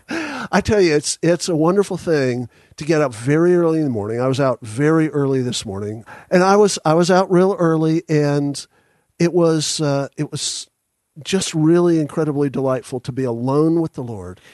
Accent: Dallas, Texas, United States; also born or lived in Houston, Texas; now in Franklin, United States; I was born in Houston and raised in Dallas

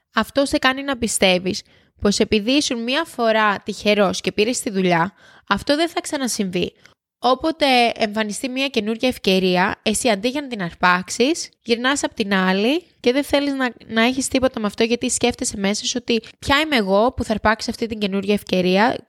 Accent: Kefalos, South Aegean, Greece; moved away; Το χωριό μου είναι Κέφαλο, στο νησί

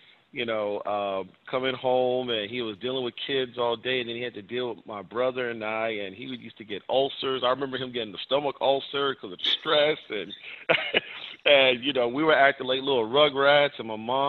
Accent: Virginia Beach, Virginia, United States; now in Arizona, United States; growing up in Virginia Beach, it was my brother and I, and my dad and my mom

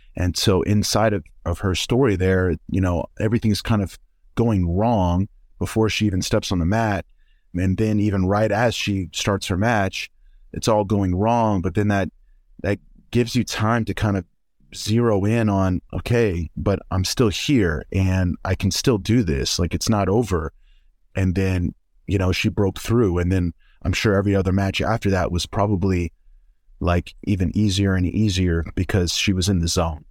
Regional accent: Oklahoma, United States; I'm from Oklahoma.

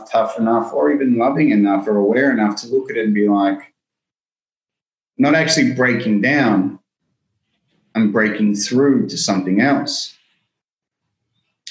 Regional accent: Melbourne, Victoria, Australia; I grew up in Melbourne

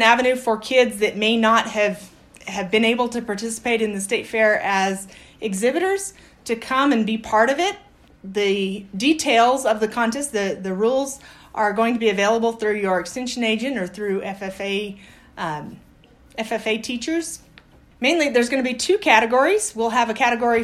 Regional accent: Aztec, New Mexico, United States; moved away as an adult; also born or lived in Colorado / Sulphur Springs, Texas; now in Las Cruces, United States; I grew up in Colorado and upstate New Mexico. I'm from Aztec

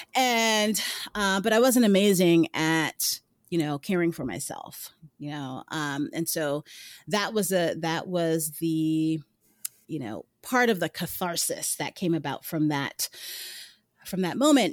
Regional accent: New York City, New York, United States; I lived in New York City. I'm from Brooklyn. Yuh, Brooklyn

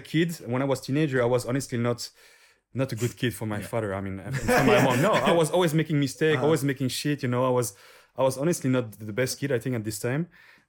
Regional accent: French part of Switzerland, Romandy, Switzerland; accent: French; English is a second language; also born or lived in Neuchâtel; So I'm from the French part.

